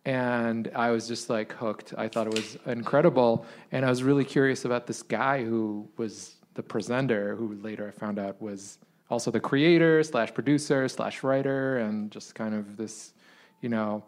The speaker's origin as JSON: {"language": "English", "country": "Israel", "moved": "yes", "lives_now": "United States", "said": "I'm originally from Israel"}